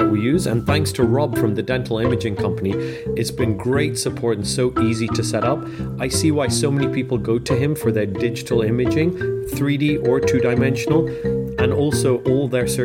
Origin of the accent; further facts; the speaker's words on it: Kenya; moved away as an adult; now in United Kingdom; I grew up in Kenya and I came over here for university and I'm now British